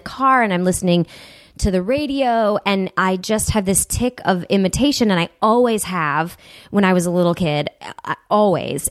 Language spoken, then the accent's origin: English; Huntington Woods, Michigan, United States; I grew up about two miles outside of the city. Um, in a, it's a, a, a city called Huntington Woods